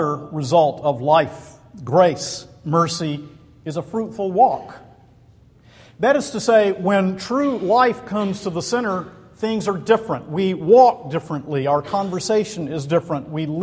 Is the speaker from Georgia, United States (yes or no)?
yes; Macon, Georgia, United States; moved away; Back in my hometown of Macon, Georgia, my people are buried in Riverside Cemetery